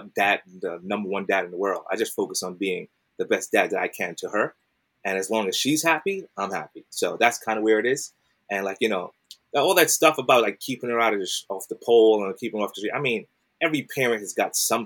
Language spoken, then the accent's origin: English; New York City, New York, United States; I'm from Brooklyn. I grew up in Brooklyn.